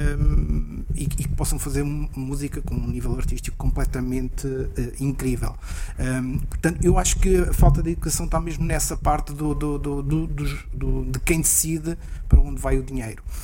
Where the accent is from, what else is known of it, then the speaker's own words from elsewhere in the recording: Gouveia / Seia, Centro, Portugal; pelo menos no sítio de onde eu sou, oh, oh, de onde eu venho, que é do outro lado da Serra, da, Gouveia de Ceia